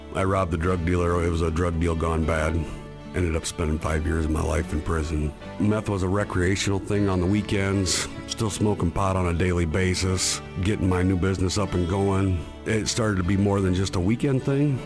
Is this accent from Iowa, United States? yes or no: yes; Iowa, United States; I'm from Iowa